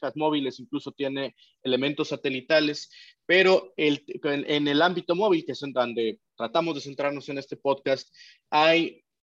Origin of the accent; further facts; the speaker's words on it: Peru; Perú, en mi país